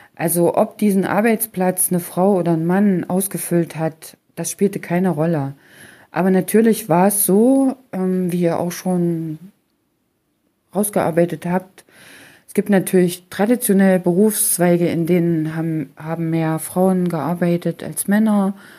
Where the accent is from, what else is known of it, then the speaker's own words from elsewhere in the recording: Germany; selbst stamme ja aus der Region Halle-Leipzig.